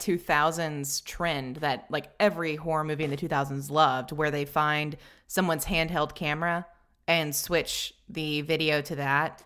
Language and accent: English; Tennessee, United States; I'm from the South, because Tennessee is pretty firmly in the South